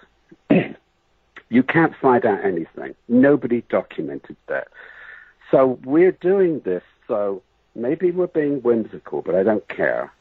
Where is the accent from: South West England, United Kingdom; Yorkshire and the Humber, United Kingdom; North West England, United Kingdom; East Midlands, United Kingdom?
South West England, United Kingdom; Bath; moved away; I was born in England in the city of Bath, like bathroom